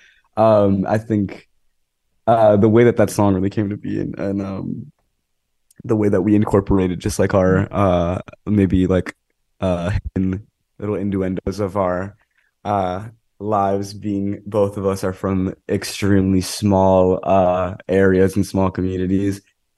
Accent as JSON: {"language": "English", "town": "Monroe", "region": "Connecticut", "country": "United States", "tie": "born or raised there"}